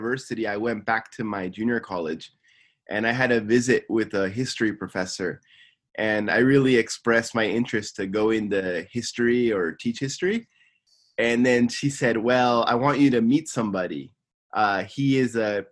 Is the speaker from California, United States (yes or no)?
yes; Simi Valley, California, United States; moved away as an adult; now in Tokyo, Japan; I'm from Simi Valley, California, and I'm living in Tokyo, Japan